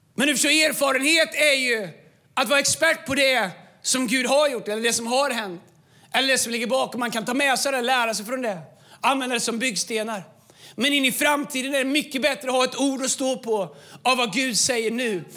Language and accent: Swedish; Tidaholm, Västra Götaland, Sweden; moved away; also born or lived in Falköping; Jag kom från Tidaholm. Jag nästan aldrig varit utanför 70-skyltarna